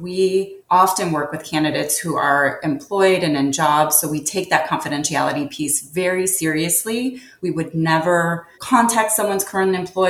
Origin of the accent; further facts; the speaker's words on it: Chicago, Illinois, United States; Chicago's my hometown.